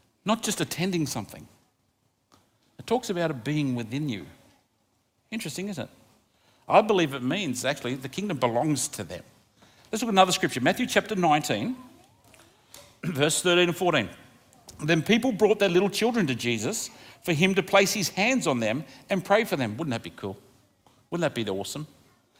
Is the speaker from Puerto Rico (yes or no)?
no; Australia; I love being Australian. I think we live in the luckiest country in the world